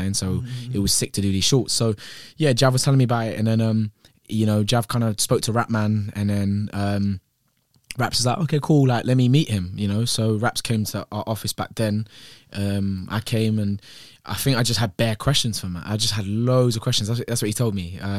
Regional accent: Croydon, London, United Kingdom; I grew up in Croydon, so I had to put my money in my sock, yeah?

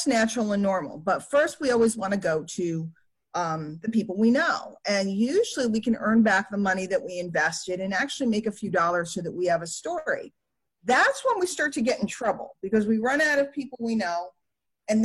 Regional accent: New York City, New York, United States; I grew up in New York City

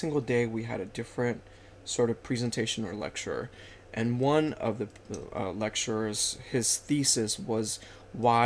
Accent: Los Angeles, California, United States; first language Spanish; English is a second language; now in Washington, D.C., United States; I grew up in L.A. My parents both migrated here from Mexico when they were teenagers. Spanish is my native language

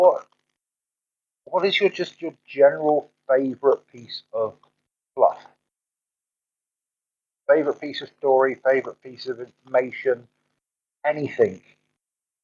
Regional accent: Swansea, Wales, United Kingdom; the town that I grew up in Swansea

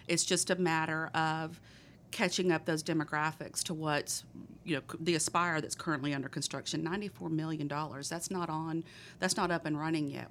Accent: Texas, United States; accent: thick Texas; my thick Texas accent

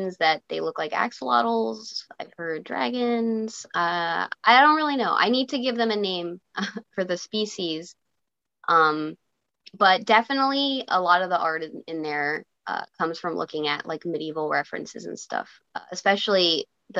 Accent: Virginia, United States; I grew up in Virginia

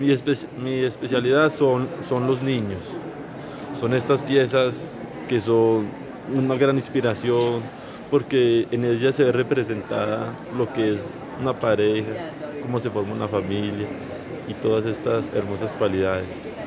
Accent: Salamina, Caldas, Colombia; yo vengo del municipio de Salamina Caldas con el taller de Rocarte

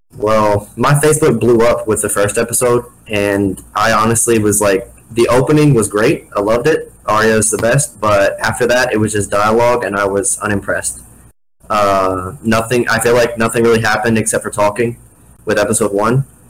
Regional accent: Missouri, United States; I'm the kid from Missouri

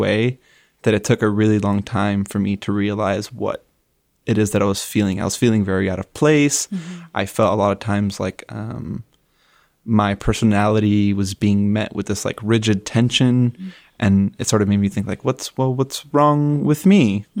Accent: Hialeah, Florida, United States; I would say Hialeah is a really interesting place to grow up as a Cuban American, but also in general, it has a mix of the United States, but also Cuba itself.

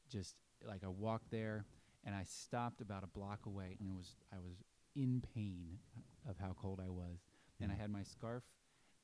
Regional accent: Philadelphia, Pennsylvania, United States; also born or lived in Boston; now in Nashville, United States; I grew up in Philly

